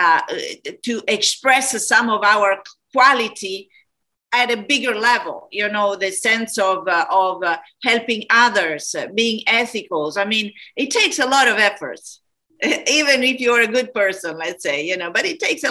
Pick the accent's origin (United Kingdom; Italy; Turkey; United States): Italy; Florence, Tuscany; moved away; I come from Italy, from Florence.